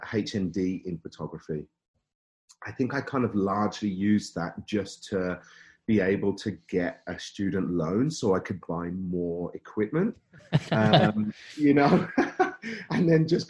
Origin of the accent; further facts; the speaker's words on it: Birmingham, West Midlands, United Kingdom; accent: Brummie; moved away as an adult; now in Canada; You can probably hear a bit of Brummy in my accent maybe somewhere